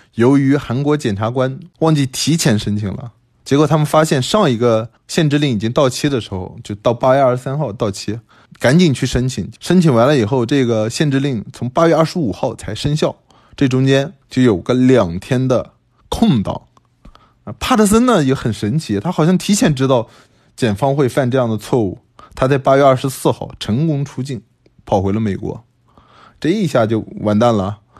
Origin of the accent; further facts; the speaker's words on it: China; 我们中国人像我长这么大，我没见过这些毒品